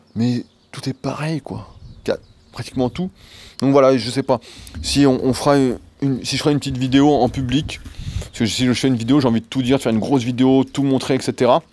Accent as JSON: {"language": "French", "country": "France", "also_born_or_lived": "Annecy", "said": "en tant que Français"}